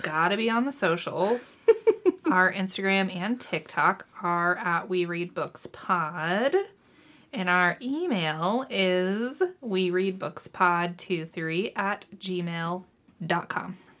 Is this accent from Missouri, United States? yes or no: yes; Missouri, United States; I'm from Missouri and people from here, for some reason, like to think they're Southern